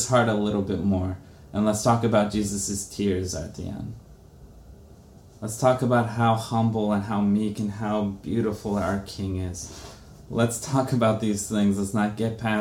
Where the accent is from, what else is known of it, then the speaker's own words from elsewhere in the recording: Brazil; moved away; I'm from Brazil